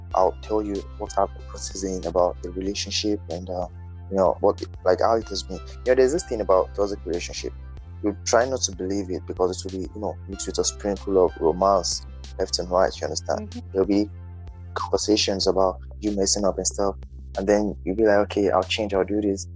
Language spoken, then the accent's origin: English; Nigeria; I'm just a Nigerian youth